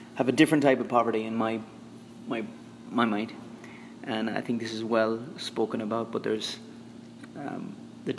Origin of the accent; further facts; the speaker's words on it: Ireland; moved away as an adult; now in Philippines; I'm Irish